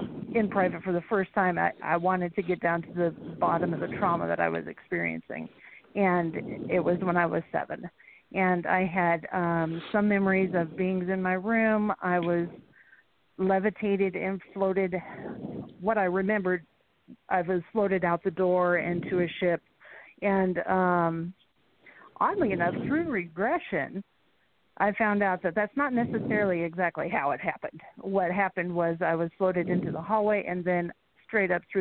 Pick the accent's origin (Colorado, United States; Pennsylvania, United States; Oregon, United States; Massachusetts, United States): Colorado, United States; Montrose; moved away as an adult; also born or lived in Phoenix, Arizona / Roswell, New Mexico; I spent all of my childhood years in Montrose, Colorado